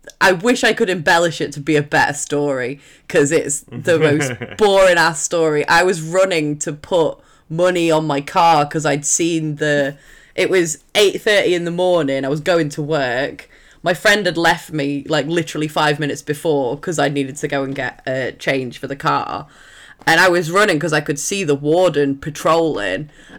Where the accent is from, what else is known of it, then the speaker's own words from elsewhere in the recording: Sheffield, Yorkshire and the Humber, United Kingdom; I'm from Sheffield.